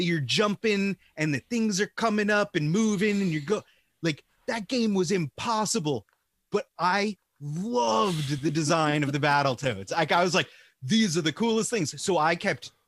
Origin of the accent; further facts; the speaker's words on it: Long Island, New York, United States; I'm from Long Island